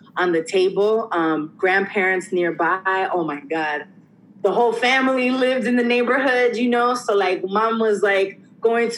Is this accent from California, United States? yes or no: no; New York City, New York, United States; I grew up again in the North Bronx